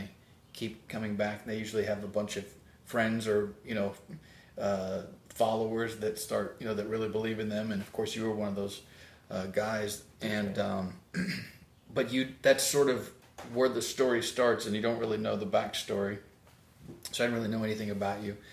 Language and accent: English; Independence, Missouri, United States; also born or lived in Kansas City; now in Los Angeles, United States; Growing up in Independence